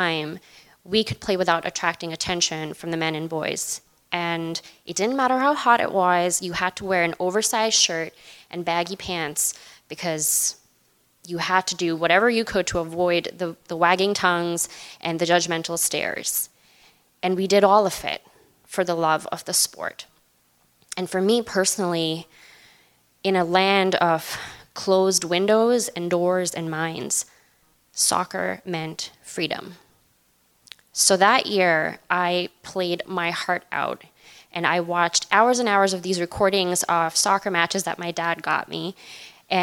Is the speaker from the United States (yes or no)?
no; Pakistan; moved away; I grew up in Pakistan